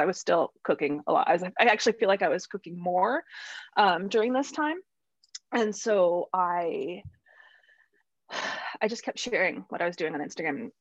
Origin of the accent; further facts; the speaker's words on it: central Illinois, United States; moved away as an adult; I grew up in Illinois, central Illinois, and was there until I was about 27.